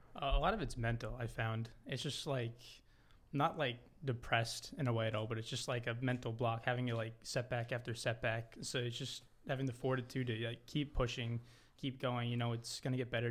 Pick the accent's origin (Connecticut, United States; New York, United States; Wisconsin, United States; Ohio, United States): New York, United States; Long Island; I'm from Long Island, New York